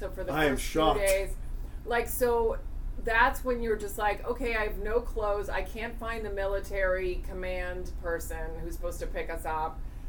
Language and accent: English; Virginia, United States; also born or lived in Spain; In Virginia and Spain.